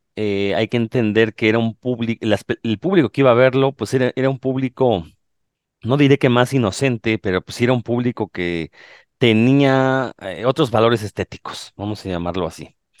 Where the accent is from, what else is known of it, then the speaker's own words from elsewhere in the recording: Mexico; como buenos mexicanos